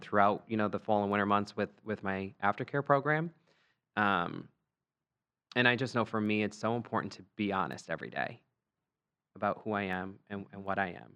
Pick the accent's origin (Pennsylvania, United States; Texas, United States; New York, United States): Pennsylvania, United States; Scranton; We're from Scranton, Pennsylvania.